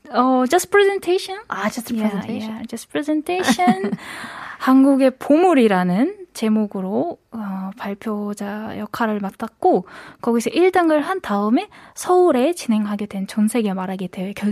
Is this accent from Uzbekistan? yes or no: yes; Uzbekistan; Korean is a second language; moved away; from Uzbekistan. 안녕하세요. 시청자 여러분들. 우즈베키스탄에서 온